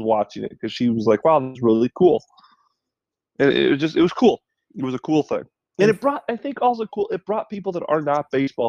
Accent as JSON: {"language": "English", "town": "Dubuque", "region": "Iowa", "country": "United States", "tie": "born or raised there", "said": "I grew up in Dubuque"}